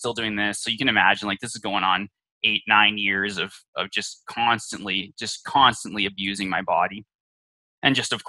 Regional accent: Canada; I was born up in Canada and was really raised in, you know, a semi-religious household

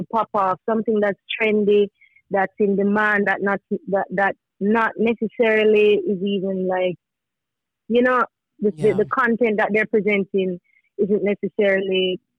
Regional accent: Manchester, Jamaica; I'm from Manchester.

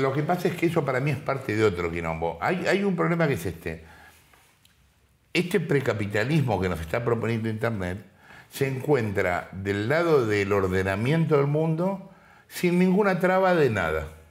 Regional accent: Sarandí, Buenos Aires Province, Argentina; Yo estoy acá y soy de Sarandí

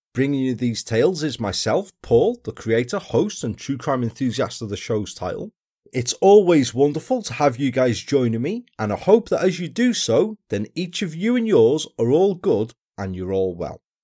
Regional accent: Wales, United Kingdom; my home country, down to South Wales

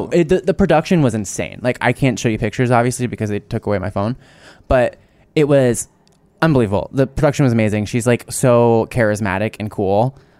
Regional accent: New Jersey, United States; I'm from New Jersey.

